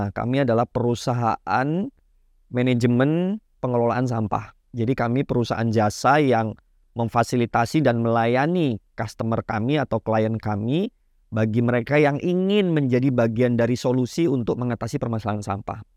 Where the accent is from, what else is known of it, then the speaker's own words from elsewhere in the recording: Banyuwangi, East Java, Indonesia; Saya asli Banyuwangi, Jawa Timur, uh, paling ujung Pulau Jawa gitu ya.